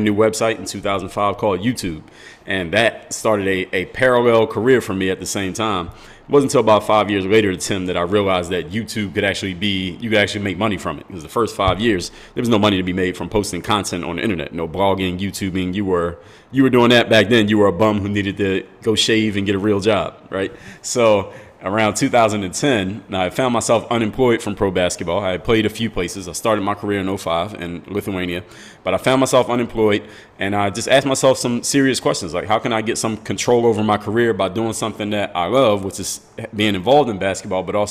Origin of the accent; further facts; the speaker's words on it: Philadelphia, Pennsylvania, United States; now in Miami, United States; come from the city of Philadelphia, PA